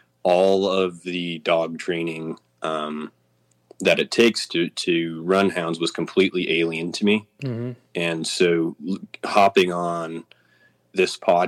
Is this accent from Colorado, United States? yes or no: no; Missoula, Montana, United States; So born in Missoula, and my family moved west of Missoula, and we've been living in this country ever since.